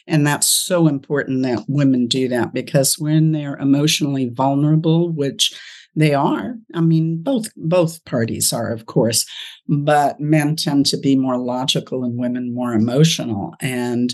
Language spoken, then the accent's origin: English; Los Angeles, California, United States; moved away as an adult; now in Ohio, United States; I'm from California, now living in Ohio